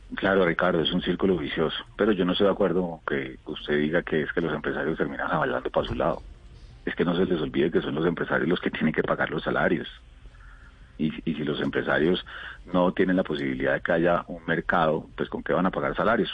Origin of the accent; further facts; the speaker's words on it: Colombia; como colombianos